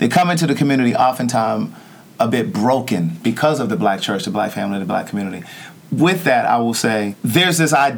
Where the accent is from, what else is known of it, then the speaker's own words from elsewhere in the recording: Baltimore, Maryland, United States; my hometown.